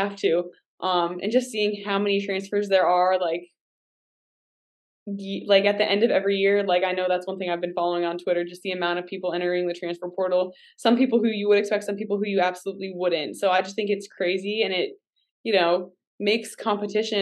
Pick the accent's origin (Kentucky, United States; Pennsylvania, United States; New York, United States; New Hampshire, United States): Pennsylvania, United States; Pittsburgh; moved away; I am from the Pittsburgh area